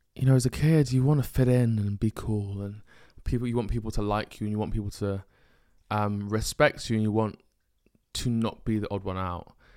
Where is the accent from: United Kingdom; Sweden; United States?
United Kingdom; being a Nigerian firstborn male in the UK and being black